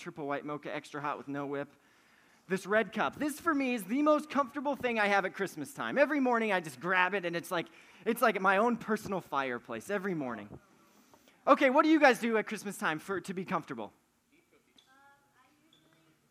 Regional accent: Wyoming, United States; moved away; I'm from Wyoming

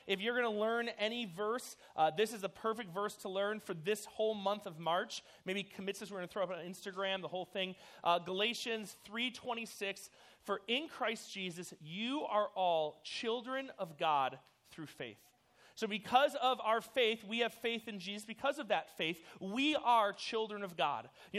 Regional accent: New York City, New York, United States; born there; My birth mother, I was born in New York City.

